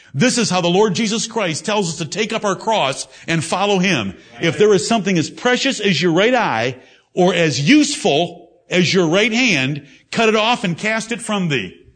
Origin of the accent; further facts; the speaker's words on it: Michigan, United States; now in Greenville, South Carolina, United States; I come from Michigan.